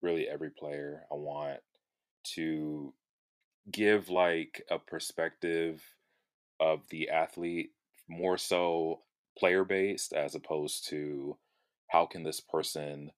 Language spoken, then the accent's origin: English; Houston, Texas, United States; I am from Houston, Texas, 28 years old